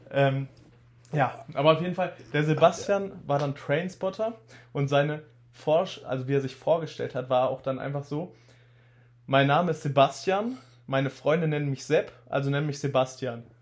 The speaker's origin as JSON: {"language": "German", "town": "Bad Salzuflen", "region": "North Rhine-Westphalia", "country": "Germany", "tie": "born or raised there", "said": "in Bad Salzuflen in meiner Heim, Heim in meiner Heimatstadt."}